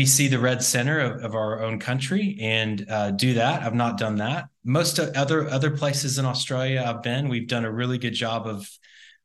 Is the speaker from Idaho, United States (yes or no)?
no; Austin, Texas, United States; Austin's a really neat place, and that's my hometown.